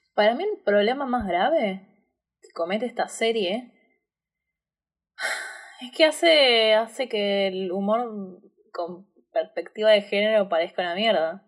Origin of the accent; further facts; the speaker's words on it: Buenos Aires, Argentina; soy una boluda de Buenos Aires.